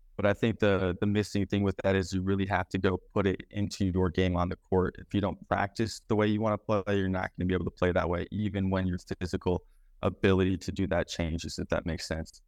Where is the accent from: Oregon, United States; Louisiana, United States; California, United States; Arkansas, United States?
Oregon, United States; Beaverton; also born or lived in Clackamas, Oregon / Anchorage, Alaska; I grew up in Beaverton